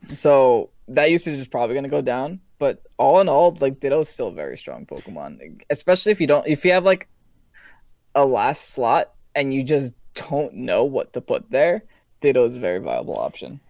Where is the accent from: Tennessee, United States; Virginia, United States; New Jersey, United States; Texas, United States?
New Jersey, United States; I'm from Jersey